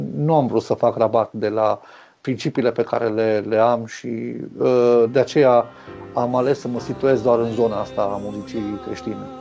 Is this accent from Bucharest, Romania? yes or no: no; Arad, Arad County, Romania; Sunt născut și crescut în Arad